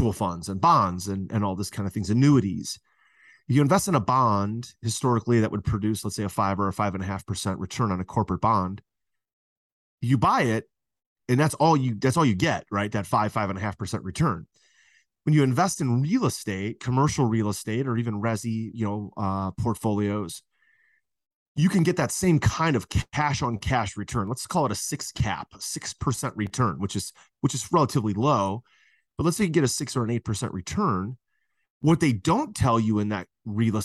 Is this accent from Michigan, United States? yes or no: no; Cleveland, Ohio, United States; I'm from Cleveland, Ohio.